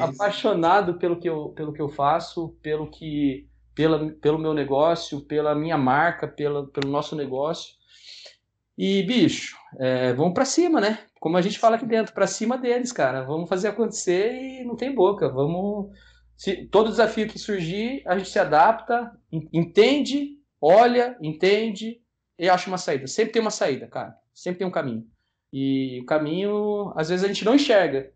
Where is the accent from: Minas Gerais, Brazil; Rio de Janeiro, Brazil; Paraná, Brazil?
Paraná, Brazil; Eu sou paranaense também, apaixonado pelo Paraná